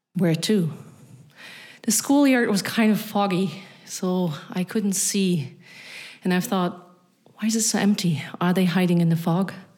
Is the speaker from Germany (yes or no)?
yes; Berlin, Germany; accent: Berlin; English is a second language; moved away as an adult; also born or lived in Vienna / Transnistria; a then 10 year old, born and raised in East Berlin.